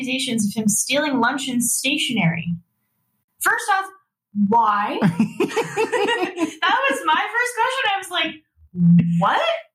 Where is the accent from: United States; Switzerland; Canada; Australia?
Canada; Edmonton, Alberta; we're from Edmonton.